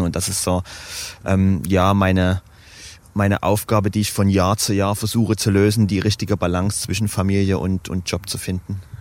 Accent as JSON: {"language": "German", "town": "Dresden", "region": "Saxony", "country": "Germany", "tie": "born or raised there", "said": "ich bin geboren, aufgewachsen, nie weggezogen"}